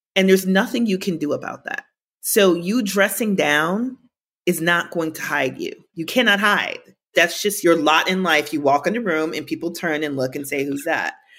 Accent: Minnesota, United States; Growing up in Minnesota

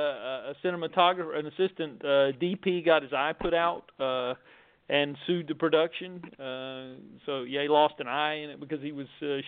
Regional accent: North Carolina, United States; Wilmington, North Carolina, in my home state

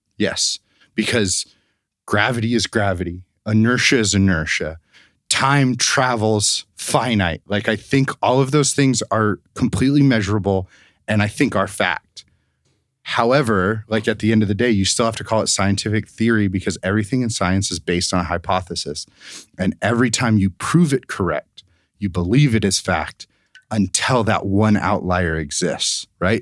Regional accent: the South, United States; growing up in the South, uh, we did not talk about evolution in science in high school

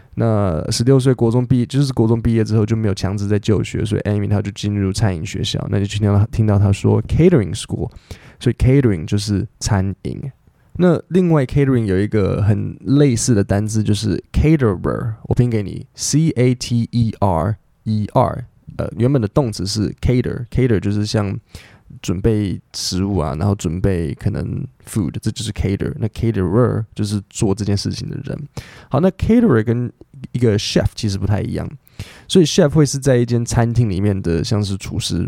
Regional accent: Taiwan; 身为台湾人

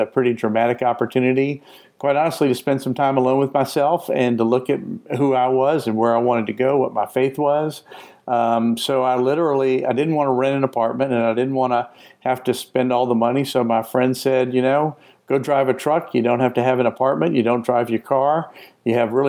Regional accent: New Orleans, Louisiana, United States; also born or lived in Asheville, North Carolina; now in Florida, United States; I'm from New Orleans. I'm from the South.

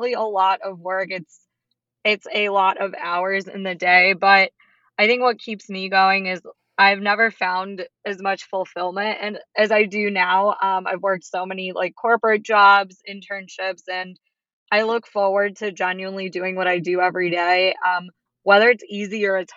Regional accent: Baltimore, Maryland, United States; I am from the Baltimore, D.C. area

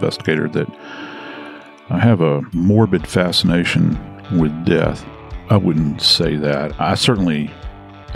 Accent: New Orleans, Louisiana, United States; I'm from New Orleans. We're famous for our graveyards down home.

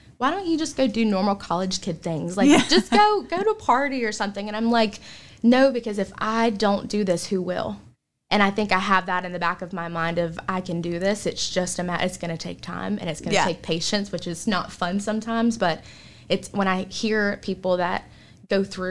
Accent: Salisbury, North Carolina, United States; also born or lived in Winston-Salem; So I'm from Salisbury, just about 45 minutes down the road

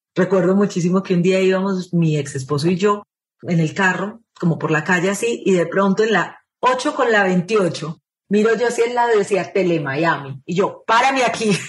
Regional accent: Lima, Peru; moved away as an adult; now in Colombia; yo nací en Lima, Perú. Mi papá era periodista, por eso nacimos en Perú, y era algo así como uno de los presentadores más íconos de la televisión en Perú. Me viví gran parte de mi vida, estudié el colegio, estudié la universidad en Lima

